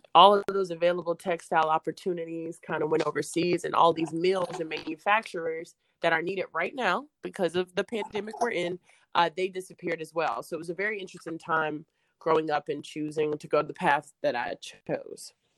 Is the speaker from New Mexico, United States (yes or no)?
no; Durham, North Carolina, United States; I'm from Durham, uh, which was like one of the original Black Wall Streets. So I grew up in a very like wonderful place